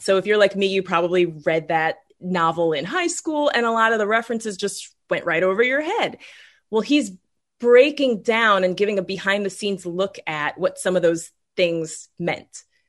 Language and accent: English; Ohio, United States; now in Florida, United States; I'm originally from Ohio